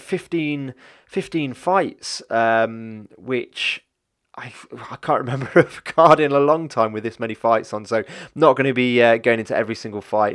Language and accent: English; Leicester, East Midlands, United Kingdom; I'm from Leicester